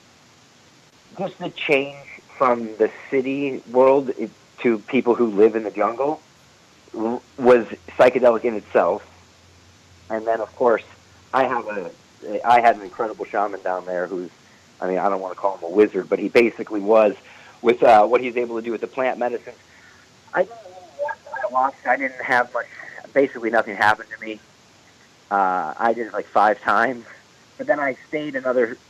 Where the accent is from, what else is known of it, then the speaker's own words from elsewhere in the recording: St. Louis, Missouri, United States; I have friends that I grew up with in St. Louis